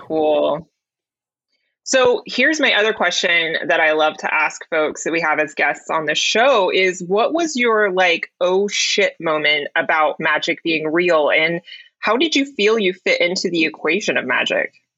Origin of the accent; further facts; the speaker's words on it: the South, United States; I grew up in the South